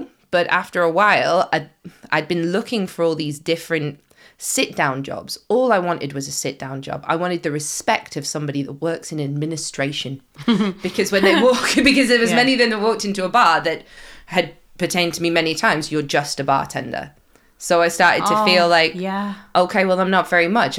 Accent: United Kingdom; as British people

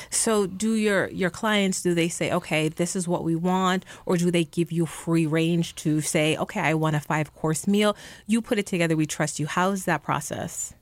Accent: New York City, New York, United States; moved away as an adult; I grew up in the Bronx and, you know, I've lived outside of New York City for more than twenty years now

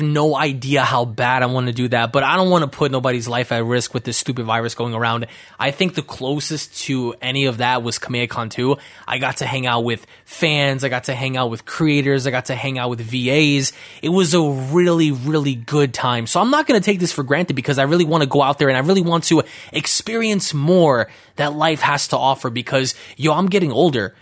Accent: New York City, New York, United States; growing up near Bushwick was insane

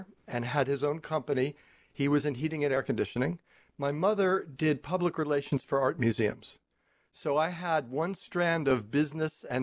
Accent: Rockville Centre, New York, United States; I grew up on Long Island

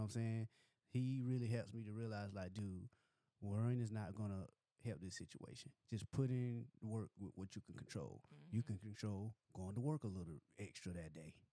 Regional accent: Dillon, South Carolina, United States; now in Greenville, United States; I'm from Dillon, South Carolina.

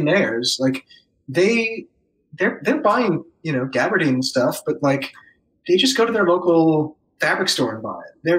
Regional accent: New York City, New York, United States; moved away as an adult; also born or lived in Baltimore / Jersey City / Brooklyn; now in New Orleans, United States; I grew up in Manhattan

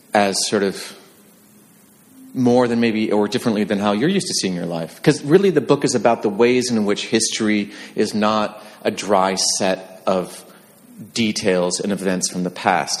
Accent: near Bemidji, Leech Lake Reservation, northern Minnesota, United States; northern Minnesota, about eight miles, eight miles west of Cass Lake, uh, right on the border, about seven miles east of Bemidji

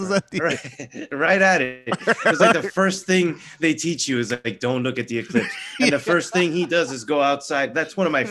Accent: Florida, United States; I can think of one right off the top of my head mm-hmm. right now, which is my home state, Florida.

